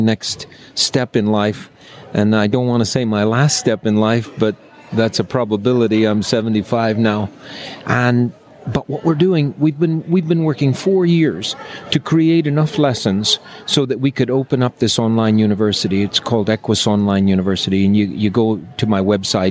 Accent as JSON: {"language": "English", "region": "Texas", "country": "United States", "said": "I'm a Texan"}